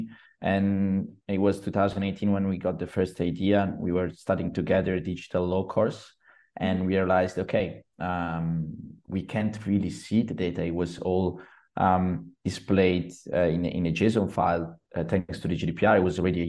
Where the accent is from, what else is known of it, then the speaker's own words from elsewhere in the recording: Genoa, Liguria, Italy; I come from Genoa